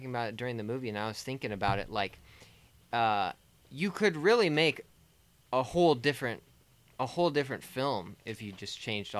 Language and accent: English; United States; I'm an American.